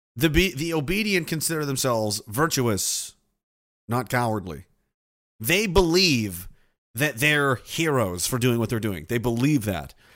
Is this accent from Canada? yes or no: yes; Canada; as Canadian citizens